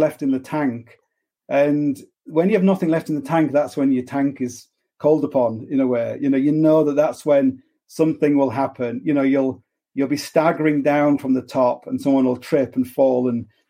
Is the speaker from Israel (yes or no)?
no; Hull, Yorkshire and the Humber, United Kingdom; I'm from Hull